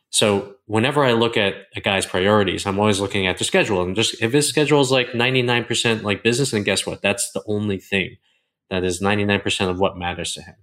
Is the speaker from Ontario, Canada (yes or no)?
yes; Toronto, Ontario, Canada; moved away as an adult; now in Costa Rica; I've always lived about ten to twenty miles away from my hometown.